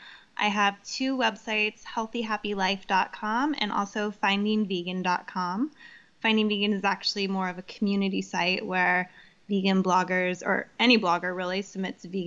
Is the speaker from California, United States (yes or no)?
yes; Santa Cruz, California, United States; moved away as an adult; also born or lived in New York City; now in Los Angeles, United States; I grew up in Santa Cruz, which is, you know, very farmer's markety